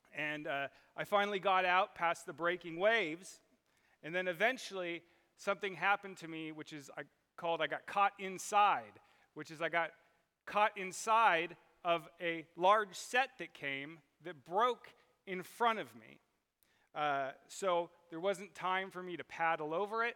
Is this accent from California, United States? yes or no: yes; Southern California, United States; I grew up in Southern California in the water